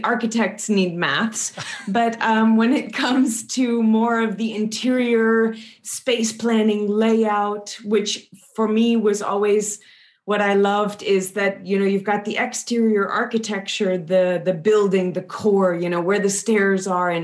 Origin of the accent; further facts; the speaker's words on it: Louisiana, United States; I'm originally from Louisiana in the US, deep south.